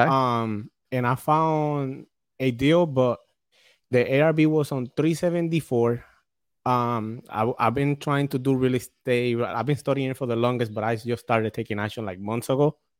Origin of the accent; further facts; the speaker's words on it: Puerto Rico; now in New London, United States; I'm from Puerto Rico